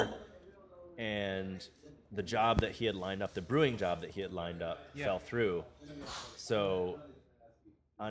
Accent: Rochester, New York, United States; moved away as an adult; now in Los Angeles, United States; I grew up in Rochester, New York

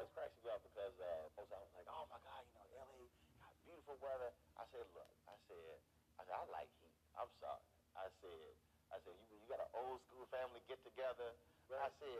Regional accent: Houston, Texas, United States; I'm from Houston.

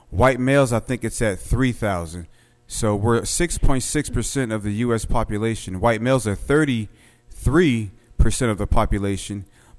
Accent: Philadelphia, Pennsylvania, United States; now in Little Rock, United States; I'm from West Philly

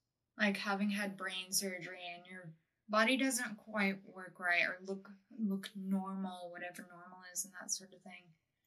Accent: Texas, United States; moved away as an adult; also born or lived in Alaska; now in Scotland, United Kingdom; I grew up in Texas in the middle of nowhere.

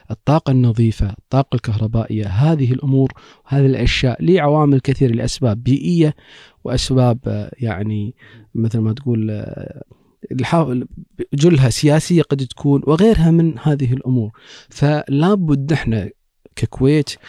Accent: Kuwait; عندنا في الكويت

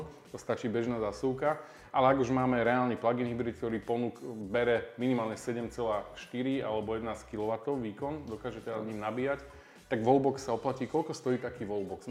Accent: Slovakia; sme Slováci

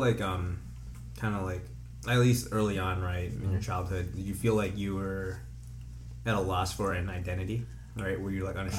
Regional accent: United States; culturally I am Chinese, right? But like I was born in America, right? So it's like I have all these like American influences, right?

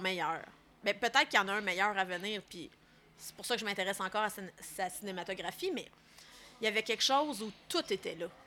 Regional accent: Laurentides, Quebec, Canada; moi, je viens des Laurentides

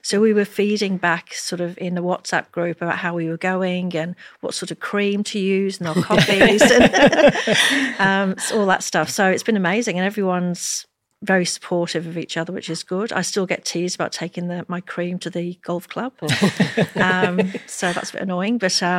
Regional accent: Liverpool, North West England, United Kingdom; now in Melbourne, Australia; I'm from Liverpool in England recently. We came here 30 years ago.

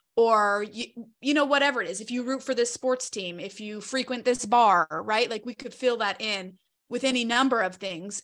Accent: Charlotte, North Carolina, United States; moved away; I'm originally from Charlotte, North Carolina

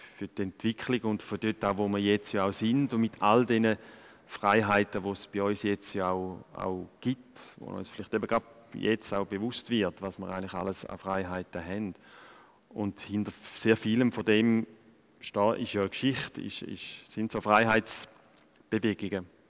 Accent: Switzerland; als, als Schweizer und, und da in diesen Breitengraden aufwachse

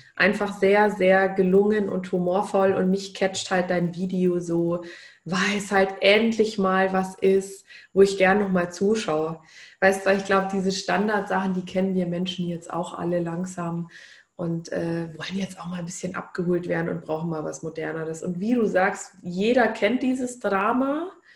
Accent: Bavaria, Germany; bei uns in Bayern

